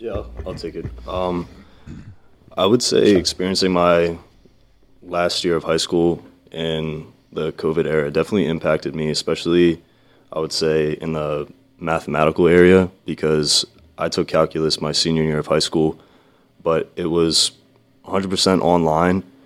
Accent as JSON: {"language": "English", "town": "Vineland", "region": "New Jersey", "country": "United States", "said": "I'm from Vineland, New Jersey"}